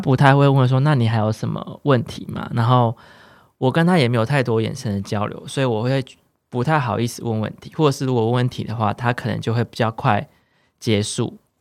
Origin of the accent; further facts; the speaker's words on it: central Taiwan, Taiwan; moved away as an adult; now in Taipei, Taiwan; 因为我是中部人